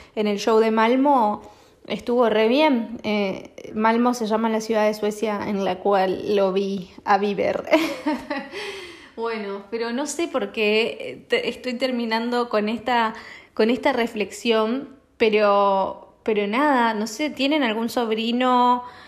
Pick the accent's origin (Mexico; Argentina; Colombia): Argentina; moved away; yo no estoy allá, pero yo soy argentina